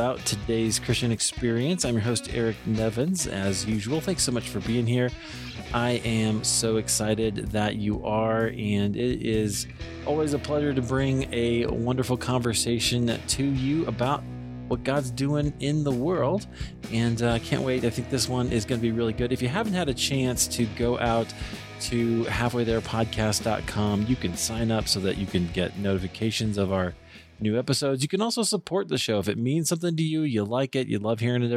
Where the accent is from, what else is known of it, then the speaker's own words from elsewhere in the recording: Iowa, United States; I grew up in Iowa